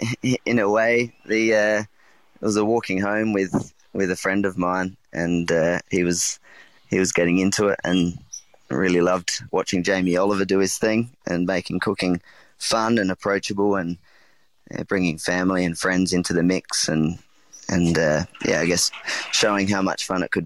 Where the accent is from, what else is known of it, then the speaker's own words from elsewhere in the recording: South Australia, Australia; I think growing up in the Adelaide Hills, in a single mum and my brother, it was definitely about, using what you have and what you can get, what you're surrounded by.